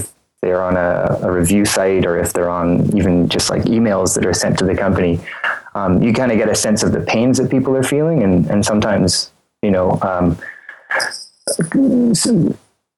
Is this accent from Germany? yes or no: no; Eastern Canada, Canada; I live in a small town in Eastern Canada